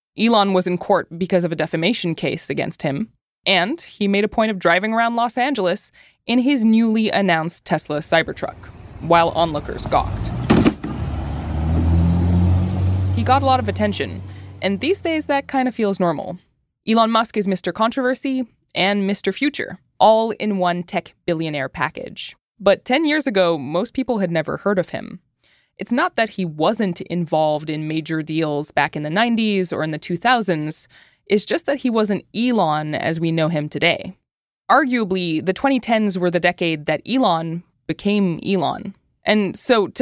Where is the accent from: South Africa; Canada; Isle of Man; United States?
Canada; As a Canadian